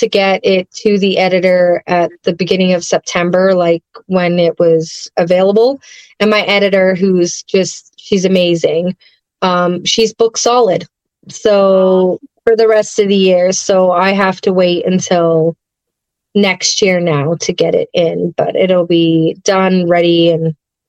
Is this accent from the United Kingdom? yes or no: yes; England, United Kingdom; Like I was born overseas, so I'm English. I don't have a accent anymore.